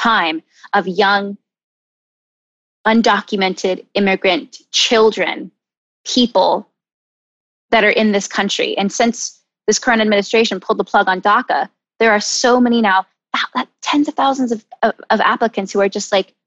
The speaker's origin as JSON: {"language": "English", "town": "Charlotte", "region": "North Carolina", "country": "United States", "tie": "born or raised there", "also_born_or_lived": "San Diego, California", "said": "I moved to Charlotte, North Carolina."}